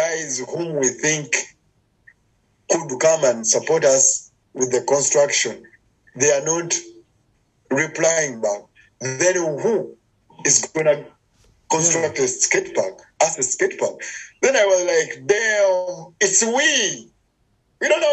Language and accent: English; Uganda; I'm from Uganda in Africa